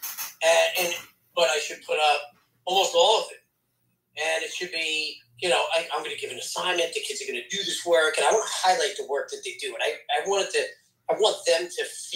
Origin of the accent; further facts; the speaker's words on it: Long Island, New York, United States; I'm born and raised on Long Island